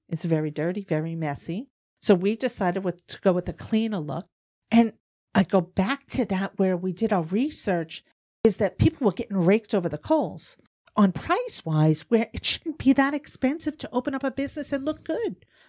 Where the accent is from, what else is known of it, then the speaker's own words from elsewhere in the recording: New York, United States; see, but me, I'm from New York, so I'm just rambling.